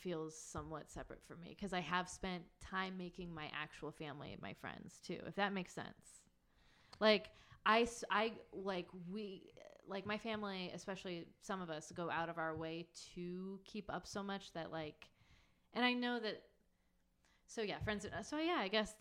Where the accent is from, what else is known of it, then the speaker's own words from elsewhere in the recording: Texas, United States; I'm from Texas